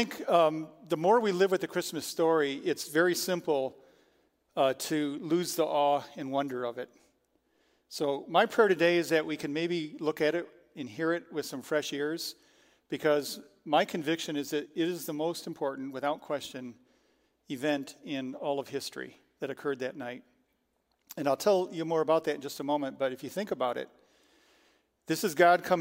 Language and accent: English; Frankenmuth, Michigan, United States; also born or lived in Detroit area; I grew up in Frankenmuth.